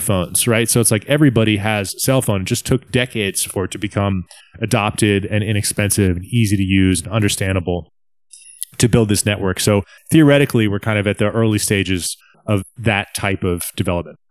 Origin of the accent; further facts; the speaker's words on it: hometown where FinCEN is located, Virginia, United States; moved away; FinCEN, which is the financial crimes, um, department, I guess, which is actually coincidentally in my hometown